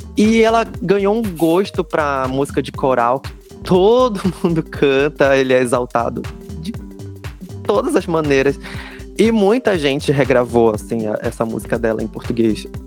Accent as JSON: {"language": "Portuguese", "region": "Pará", "country": "Brazil", "said": "o único paraense no meio de três mineiros"}